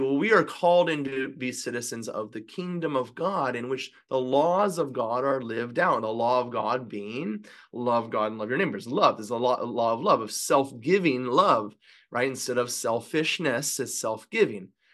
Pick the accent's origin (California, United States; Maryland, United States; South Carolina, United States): California, United States; I'm from California